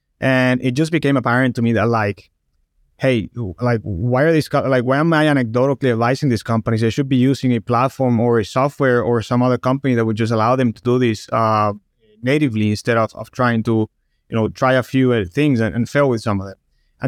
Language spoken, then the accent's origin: English; Barranquilla, Atlántico, Colombia; English is a second language; moved away as an adult; Born and raised in Colombia, South America, in the Barranquilla, which is the north coast of the country. And when I was in my early 20s, I went to Boston for school.